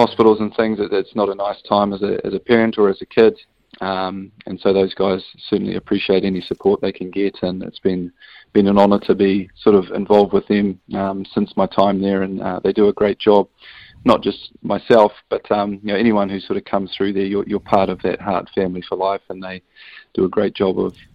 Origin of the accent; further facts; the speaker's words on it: New Zealand; as a Kiwi without a European passport